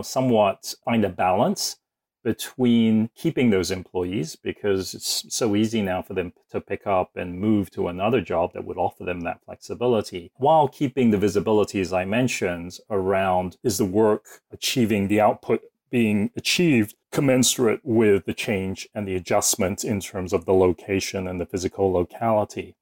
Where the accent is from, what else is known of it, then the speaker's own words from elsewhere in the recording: Woking, South East England, United Kingdom; also born or lived in Singapore; now in United States; I was born in Woking, which is, uh, a little suburb just outside of London